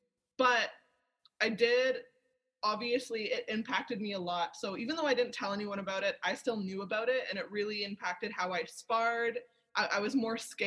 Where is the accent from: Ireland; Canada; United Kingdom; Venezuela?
Canada; Toronto, Ontario; I'm from Toronto